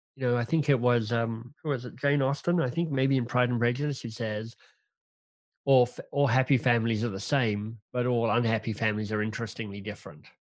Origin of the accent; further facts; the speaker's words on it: Canberra, Australian Capital Territory, Australia; moved away as an adult; now in Toronto, Canada; I'm Australian by birth, grew up in, um, Canberra, the national capital of Australia